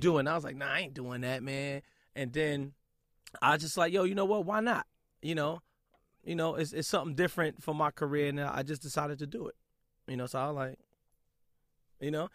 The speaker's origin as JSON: {"language": "English", "town": "New York City", "region": "New York", "country": "United States", "said": "I'm from Brooklyn"}